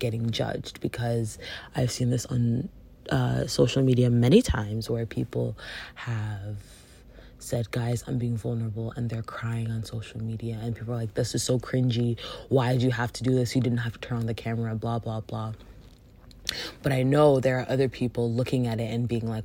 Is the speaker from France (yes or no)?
no; Jamaica; especially being Jamaican